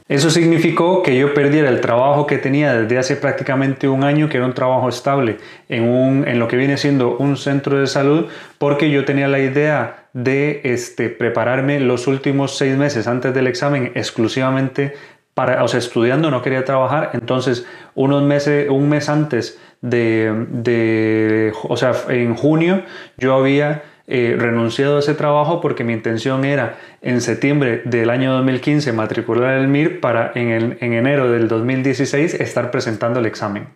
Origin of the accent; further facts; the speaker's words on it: Costa Rica; moved away as an adult; now in Spain; soy médico de Costa Rica, actualmente haciendo la residencia en España